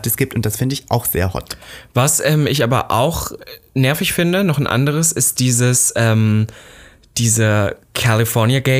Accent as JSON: {"language": "German", "country": "Austria", "said": "Ich bin Österreicher. Ja, Österreicher."}